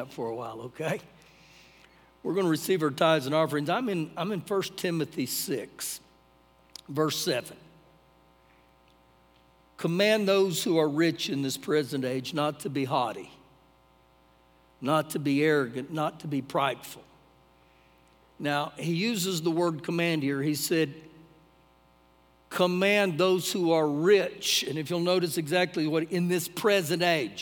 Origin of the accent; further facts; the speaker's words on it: United States; as an American